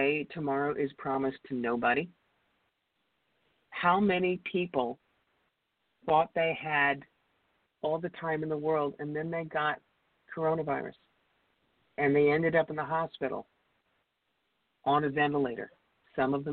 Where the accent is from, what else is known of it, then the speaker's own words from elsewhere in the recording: Cherry Hill, New Jersey, United States; also born or lived in rural New York; now in New York, United States; I grew up in Cherry Hill, New Jersey